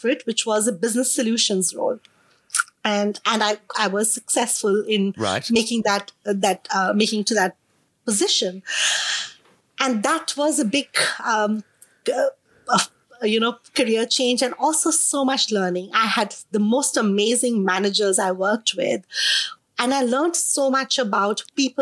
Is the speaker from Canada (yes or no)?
no; India; accent: Indian; moved away as an adult; now in Melbourne, Australia; being an Indian